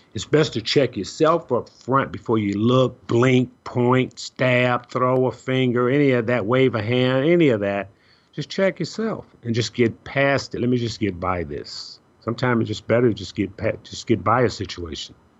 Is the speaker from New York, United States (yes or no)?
no; Chicago, Illinois, United States; moved away; I'm originally from Chicago